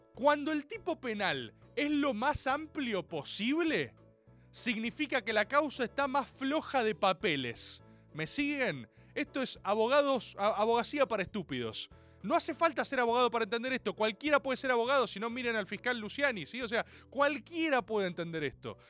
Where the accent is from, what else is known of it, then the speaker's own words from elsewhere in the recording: Argentina; como argentino y como abogado